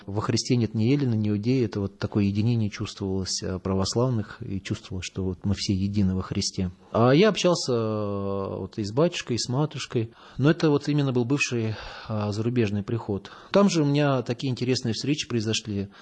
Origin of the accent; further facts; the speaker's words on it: Moscow, Russia; я паломник, э, путешественник самостоятельный из Москвы